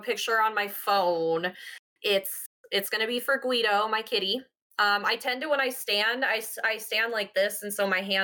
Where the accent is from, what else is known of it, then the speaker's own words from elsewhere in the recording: South Dakota, United States; moved away as an adult; now in Colorado, United States; I grew up in South Dakota